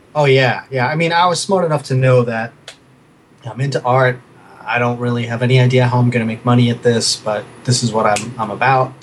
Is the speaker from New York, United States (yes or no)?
yes; New York City, New York, United States; also born or lived in Brooklyn / Manhattan; I was born in Brooklyn. Uh, I grew up mostly in Queens